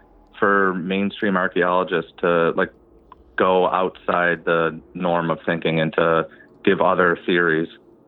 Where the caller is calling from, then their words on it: Buffalo, New York, United States; I'm calling from, Buffalo area, Western New York.